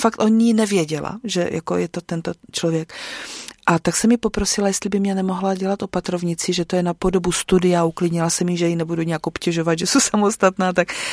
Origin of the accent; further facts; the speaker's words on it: Dambořice, South Moravian Region, Czechia; moved away as an adult; now in Neslovice, Czech Republic; narodila jsem se v Dambořicích, možná někdo tu obec bude znát, protože eh, se tam dlouhodobě těžila ropa zemní plyn, který tam byl objevený nějak na přelomu 80. a 90. let, tak tam jsem vyrůstala.